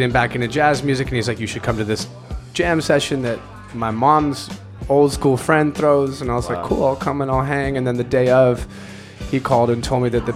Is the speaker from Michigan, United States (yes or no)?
no; Southern California, United States; moved away as an adult; now in New York, United States; I'm from Southern California